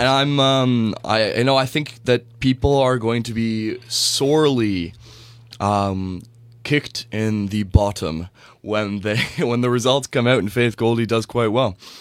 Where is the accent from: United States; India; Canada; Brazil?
Canada; I'm a Canadian